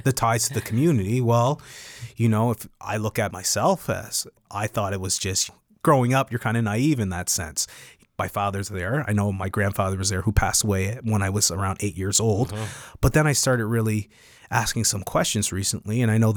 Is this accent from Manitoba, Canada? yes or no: no; Yarmouth, Nova Scotia, Canada; I grew up in Yarmouth